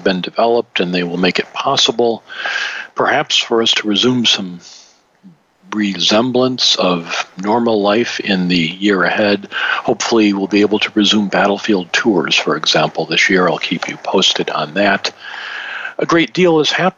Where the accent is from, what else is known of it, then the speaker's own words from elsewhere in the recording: Detroit, Michigan, United States; my hometown team, Detroit Lions